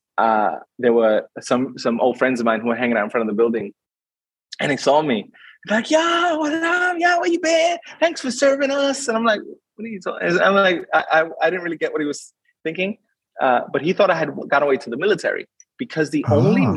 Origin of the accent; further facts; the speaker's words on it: New York City, New York, United States; moved away as an adult; now in Sydney, Australia; I grew up in Brooklyn